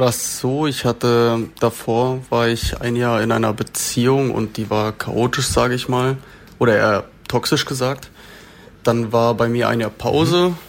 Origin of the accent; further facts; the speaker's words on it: Freiburg, Baden-Württemberg, Germany; ich bin in Freiburg geboren und ich habe auch da ähm, 20 Jahre lang gewohnt